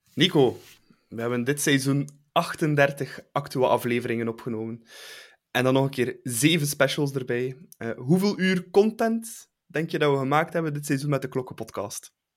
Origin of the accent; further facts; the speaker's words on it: Bruges, Flanders, Belgium; voor mij als Bruggeling